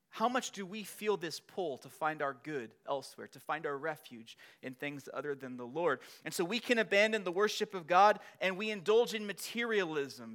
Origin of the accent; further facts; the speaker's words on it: Long Beach, California, United States; I was born in Long Beach, California.